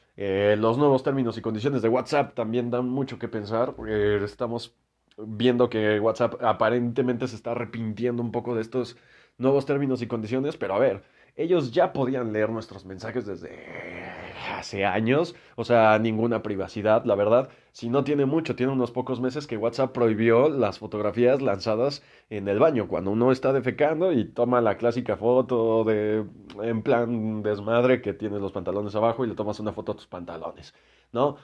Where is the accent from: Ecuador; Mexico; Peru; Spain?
Mexico; yo soy de México